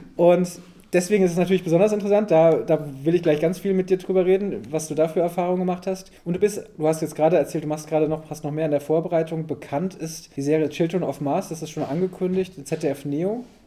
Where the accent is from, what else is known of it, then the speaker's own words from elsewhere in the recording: West Germany, Germany; ich komme auch so total aus dem Westen